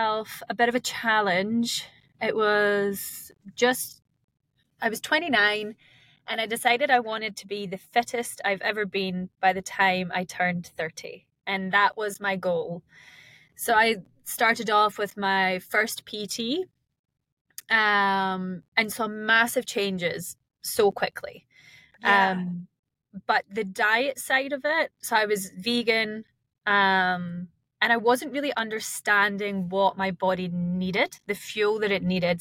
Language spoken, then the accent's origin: English; Scotland, United Kingdom; moved away as an adult; now in Queenstown, New Zealand; I am originally from Scotland, and I've been calling Queenstown home for about 5 years now